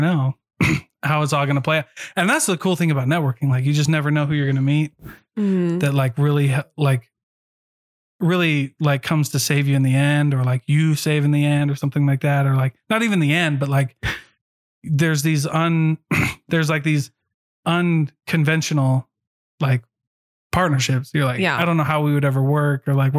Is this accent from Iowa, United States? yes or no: yes; Iowa, United States; I grew up in Iowa